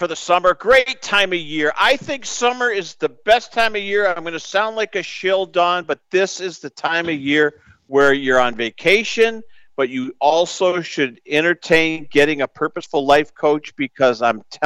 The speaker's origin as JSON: {"language": "English", "region": "Northeast", "country": "United States", "tie": "born or raised there", "said": "You can tell I grew up in the Northeast"}